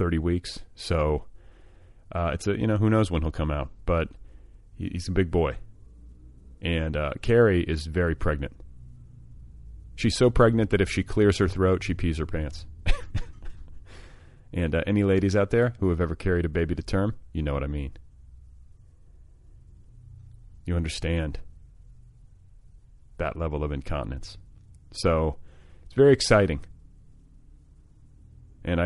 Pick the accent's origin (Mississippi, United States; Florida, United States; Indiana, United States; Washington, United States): Indiana, United States; moved away; I grew up with David Letterman, and I grew up in Indiana